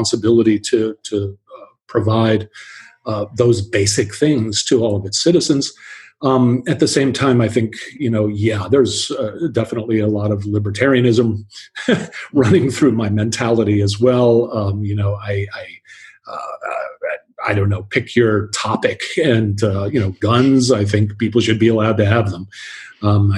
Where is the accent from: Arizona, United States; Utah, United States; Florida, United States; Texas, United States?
Florida, United States; Miami; moved away as an adult; also born or lived in San Francisco; now in Berlin, Germany; I grew up in Miami in South Florida